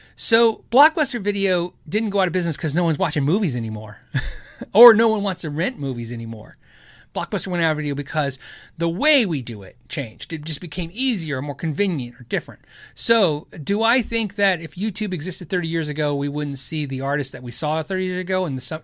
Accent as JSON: {"language": "English", "region": "Arizona", "country": "United States", "tie": "born or raised there", "also_born_or_lived": "California", "moved": "yes", "said": "I was born in California. I was pretty much raised in Arizona."}